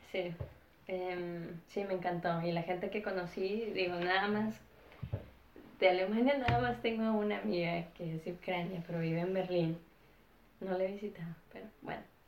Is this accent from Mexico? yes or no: yes; Ciudad Juárez, Chihuahua, Mexico; moved away; also born or lived in United States; mis papás básicamente planearon que naciera en Estados Unidos y viví la mayoría del tiempo en la frontera de Ciudad Juárez, en México.